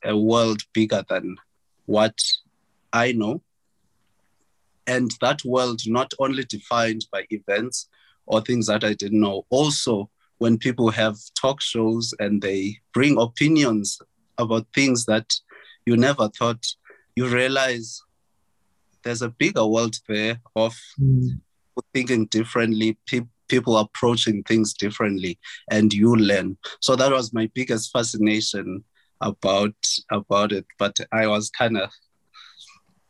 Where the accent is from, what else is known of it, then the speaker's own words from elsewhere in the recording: Transkei, Eastern Cape, South Africa; moved away as an adult; I'm from Transkei and I speak isiXhosa